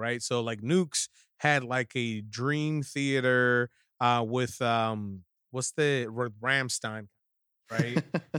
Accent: Maryland, United States; also born or lived in New York; Then I was born in Manhattan. Then that shit happened. Back down to Maryland. And then, you know, I went to a few freaking elementary schools down in like PG County and shit like that.

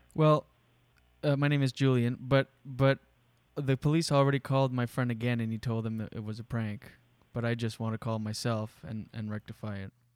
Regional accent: East Coast of Canada, Canada; moved away as an adult; also born or lived in Moncton / Ottawa / New York; the East Coast of Canada, where I'm from

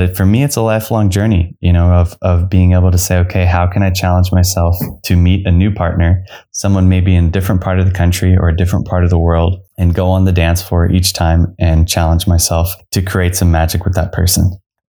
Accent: Phoenix, Arizona, United States; I'm from Phoenix, Arizona.

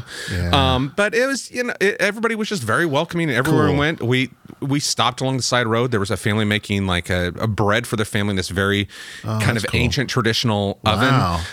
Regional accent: United States; We're like, you know, American

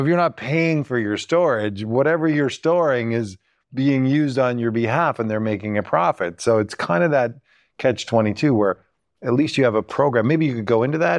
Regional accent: Canada; being Canadian

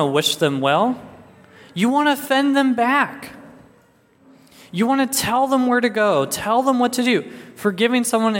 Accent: Arizona, United States; moved away; I'm originally from Arizona

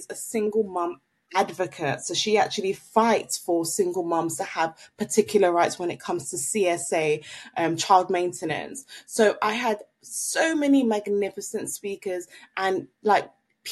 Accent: Nigeria; now in London, United Kingdom; I'm Nigerian

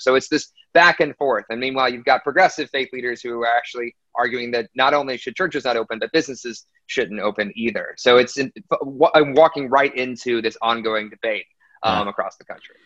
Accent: Aiken, South Carolina, United States; also born or lived in Washington D.C.; I was technically born in Washington D.C., but I grew up in Aiken, South Carolina

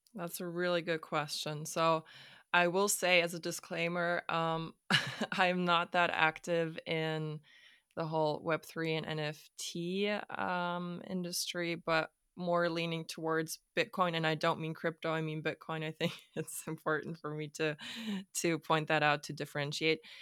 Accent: Hamburg, Germany; also born or lived in Stockholm; I am from Hamburg, Germany

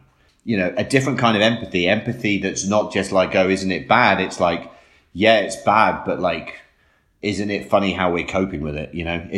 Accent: United Kingdom; moved away as an adult; also born or lived in London; now in New York City, United States; as a Brit living here

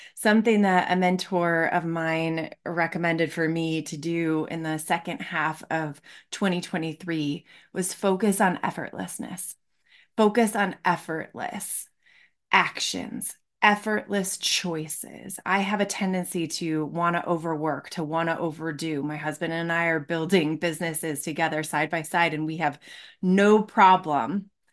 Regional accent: Michigan, United States; I grew up in Michigan

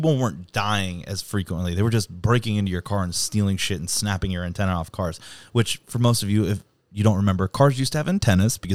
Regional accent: East Coast, United States; now in San Diego, United States; I'm from the East Coast

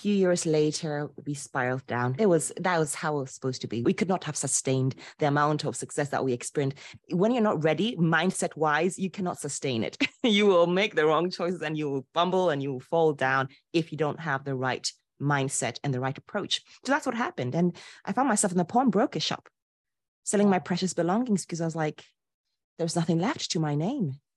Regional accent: Ghana; moved away as an adult; also born or lived in Poland; I was born and raised in Ghana to a traditional Ashanti father and a liberal Polish mother.

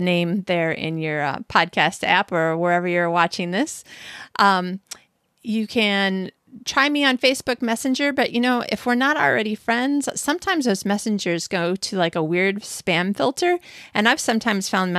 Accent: Michigan, United States; fellow Michigander, I'm from Michigan

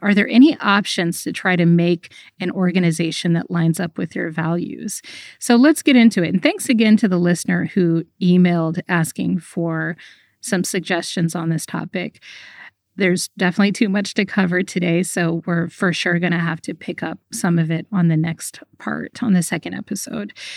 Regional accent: United States; I grew up in America

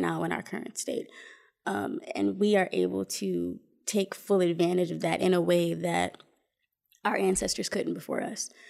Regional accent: Flint, Michigan, United States; also born or lived in Indianapolis, Indiana; was born and raised in Flint. Um, I lived there until I was about 26 years old

